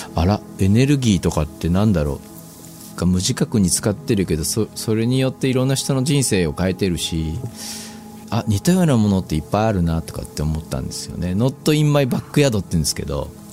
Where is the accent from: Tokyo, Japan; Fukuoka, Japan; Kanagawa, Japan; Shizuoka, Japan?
Shizuoka, Japan; 僕静岡に生まれて